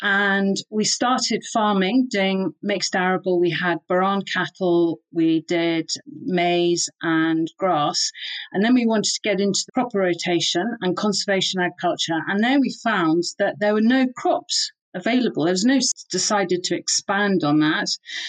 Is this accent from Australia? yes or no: no; Tanzania; also born or lived in Kenya / United Kingdom; So I grew up in Tanzania, Kenya, and also in the UK.